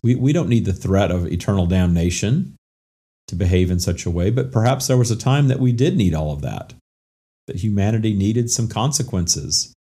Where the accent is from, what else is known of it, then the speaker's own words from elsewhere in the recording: Minden, Louisiana, United States; moved away as an adult; also born or lived in Atlanta / Florida; I moved away from my hometown of Minden, Louisiana